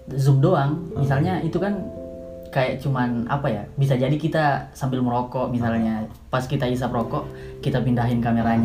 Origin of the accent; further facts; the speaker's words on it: Makassar, South Sulawesi, Indonesia; moved away as an adult; now in Yogyakarta, Indonesia; Saya dari Makassar. Tiba di Jogja sekitar setahun yang lalu.